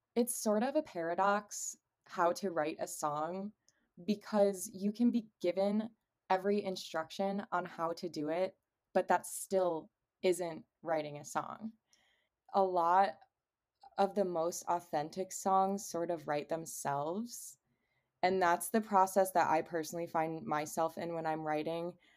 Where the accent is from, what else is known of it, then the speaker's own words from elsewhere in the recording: Cleveland, Ohio, United States; also born or lived in Charlotte area; now in Charlotte, United States; I am from Cleveland, and I currently reside